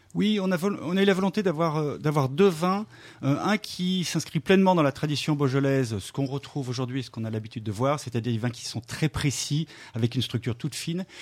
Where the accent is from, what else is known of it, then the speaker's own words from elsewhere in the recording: Lyon, Auvergne-Rhône-Alpes, France; je suis né à Lyon